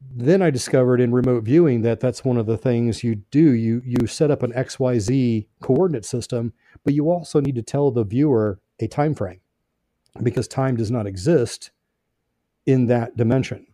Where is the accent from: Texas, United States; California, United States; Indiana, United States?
Indiana, United States; Brownsburg; I grew up in Brownsburg, Indiana, which is a little northwest of, uh, Indianapolis